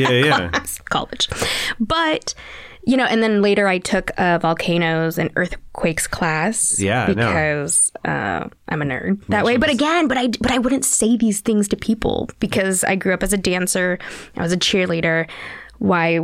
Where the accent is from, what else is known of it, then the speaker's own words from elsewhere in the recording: Park City, Utah, United States; I grew up where I grew up in Park City, Utah